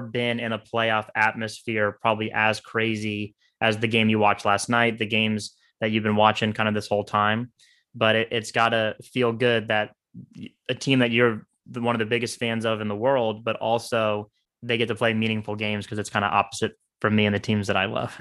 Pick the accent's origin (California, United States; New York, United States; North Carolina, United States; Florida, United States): Florida, United States; Orlando; I grew up in Orlando and not Tampa.